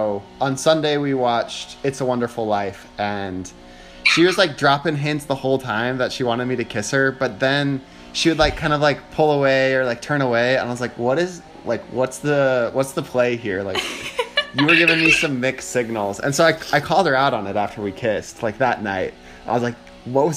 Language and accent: English; Iowa, United States; I'm from Iowa.